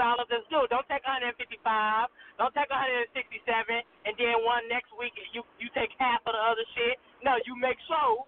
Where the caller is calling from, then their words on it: Chicago, Illinois, United States; I'm calling in from Chicago, Illinois